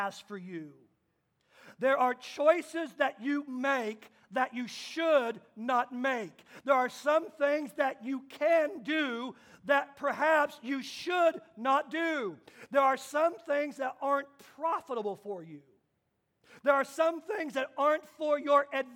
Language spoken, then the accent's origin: English; Kansas, United States; moved away; my home state of Kansas